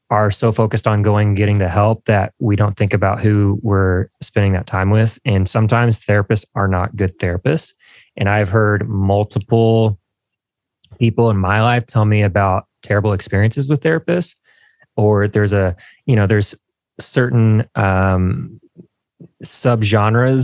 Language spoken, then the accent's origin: English; Indiana, United States; now in Nashville, United States; I am from Indiana.